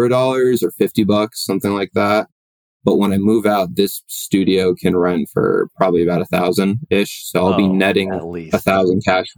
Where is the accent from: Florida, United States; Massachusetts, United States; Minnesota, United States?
Massachusetts, United States; Boston; now in Colorado, United States; I moved to Colorado originally from Boston.